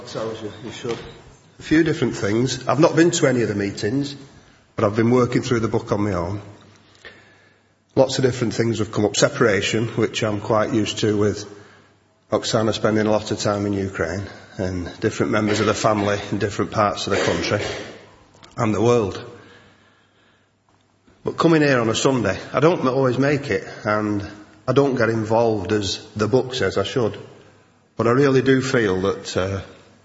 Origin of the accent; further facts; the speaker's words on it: Salford, North West England, United Kingdom; I come from Salford and it's a rough spot